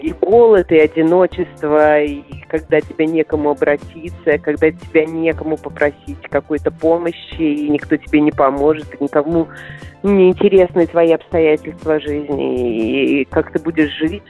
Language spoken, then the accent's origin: Russian; Minsk, Belarus; moved away as an adult; also born or lived in Moscow; я уезжала из Минска